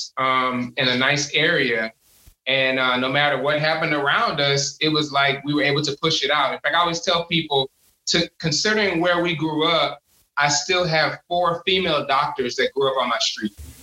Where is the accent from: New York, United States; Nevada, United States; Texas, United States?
Texas, United States; Houston; I grew up in Houston. And I grew up in the middle of South Park, Third Ward, and then we spent a lot of time in Fifth Ward.